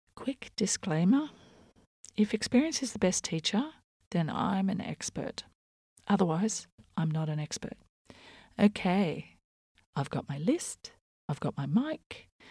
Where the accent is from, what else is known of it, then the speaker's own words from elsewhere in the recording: Australia; I'm Australian